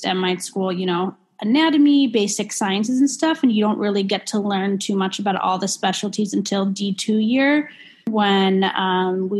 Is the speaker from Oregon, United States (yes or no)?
no; Chicago, Illinois, United States; also born or lived in Milwaukee; I'm from Chicago. I'm from the North Shore, northern suburbs